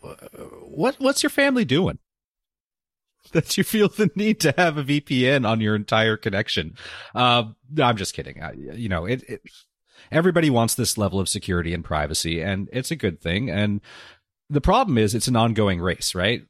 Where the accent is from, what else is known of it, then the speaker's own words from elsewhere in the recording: Southern California, United States; I, I grew up here in Southern California